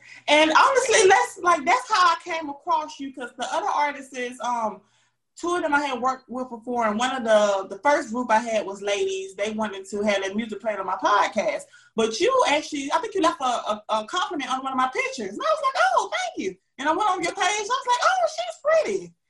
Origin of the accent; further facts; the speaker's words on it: Augusta, Georgia, United States; moved away as an adult; now in Atlanta, United States; I'm from Augusta, Georgia.